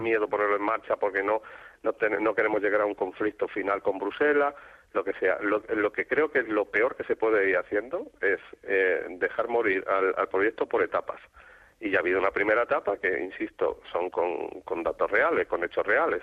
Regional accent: Extremadura, Spain; ahora soy conformista extremeño

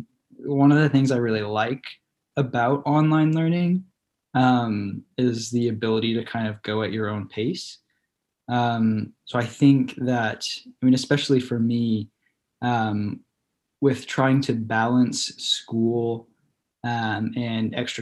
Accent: Illinois, United States; moved away as an adult; now in Texas, United States; I'm from Illinois.

